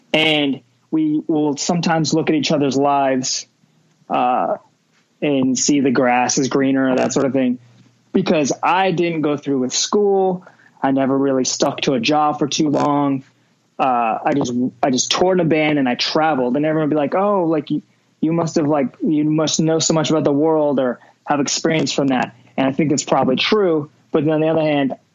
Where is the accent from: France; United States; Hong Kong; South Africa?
United States; Las Vegas, Nevada; growing up in Vegas, a lot of people are trying to get out of here